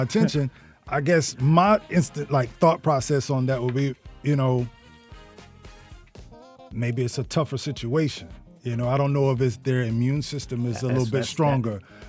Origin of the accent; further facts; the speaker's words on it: the South, United States; moved away; also born or lived in Norfolk, Virginia; I'm a country boy, I'm from the South.